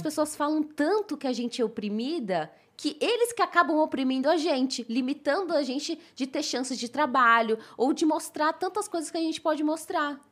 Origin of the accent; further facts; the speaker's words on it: Brazil; brasileira muçulmana que não precisa voltar pra sua terra porque já tá nela